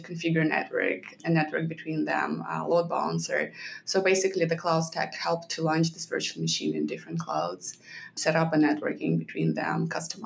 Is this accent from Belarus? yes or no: yes; Belarus; moved away as an adult; now in United States; I started working back in my home country, Belarus, right after college